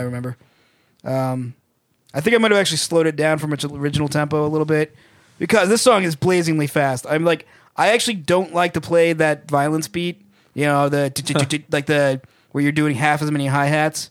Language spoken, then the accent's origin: English; Massachusetts, United States; we're from Massachusetts.